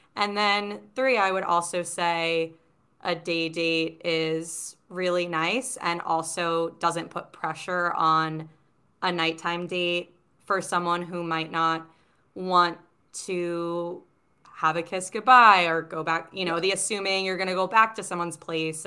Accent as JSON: {"language": "English", "town": "New York City", "region": "New York", "country": "United States", "tie": "born or raised there", "said": "living in New York City and growing up in Manhattan"}